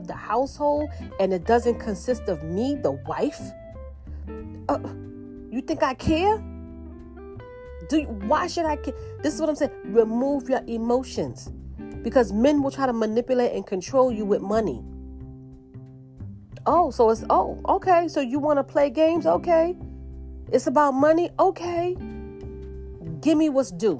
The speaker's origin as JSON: {"language": "English", "region": "New York", "country": "United States", "said": "I'm from New York"}